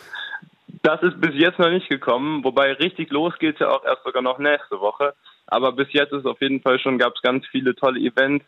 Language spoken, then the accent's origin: German; Germany; moved away; dieses Bewusstsein, Deutscher zu sein